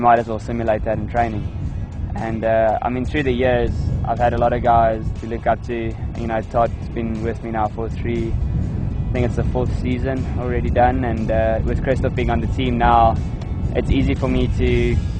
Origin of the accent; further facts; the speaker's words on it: South Africa; from South Africa